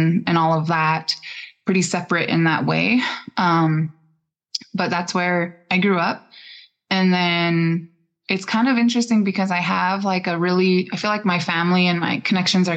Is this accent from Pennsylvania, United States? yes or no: no; Harlem, Montana, United States; I grew up in Harlem. I'm from the Fort Belknap Indian community